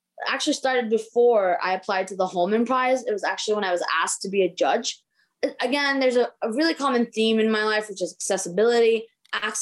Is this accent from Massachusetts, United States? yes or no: yes; Boston, Massachusetts, United States; also born or lived in Maryland; growing up in Boston